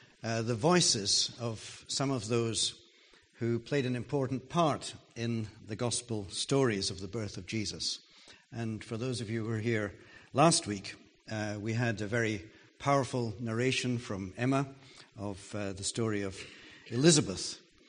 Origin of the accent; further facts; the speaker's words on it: Jerusalem, Jerusalem District, Israel; Now, once I was old enough to realize that I came from Jerusalem, I was pretty proud about that.